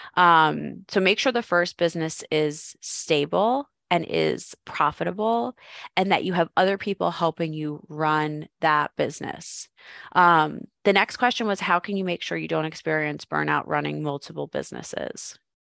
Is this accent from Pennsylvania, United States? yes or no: yes; Philadelphia, Pennsylvania, United States; moved away as an adult; also born or lived in Arizona; I'm from Philadelphia, sold all my stuff, moved to Arizona